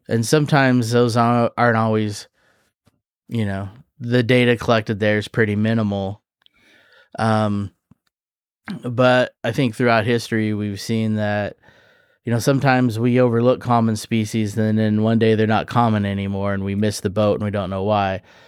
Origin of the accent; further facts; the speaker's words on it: Kansas, United States; I grew up in Kansas